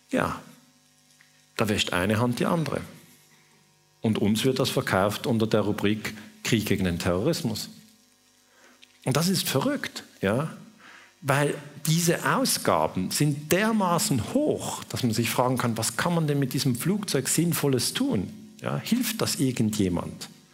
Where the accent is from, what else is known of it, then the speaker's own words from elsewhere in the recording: Switzerland; ich bin Schweizer